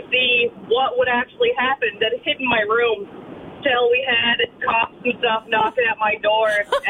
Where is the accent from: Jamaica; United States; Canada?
Canada; Newfoundland and Labrador; I grew up in Newfoundland in the middle of nowhere.